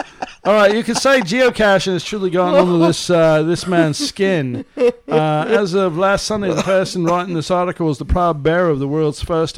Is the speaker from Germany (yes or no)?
no; Canada; I'm Canadian. Do you really care? Are you even paying attention, eh?